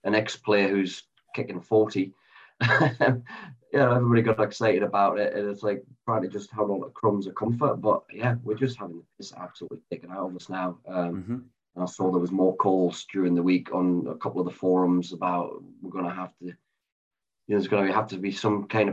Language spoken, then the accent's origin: English; Sunderland, North East England, United Kingdom; moved away; the three of us, you know, we're all from Sunderland. We don't live in Sunderland anymore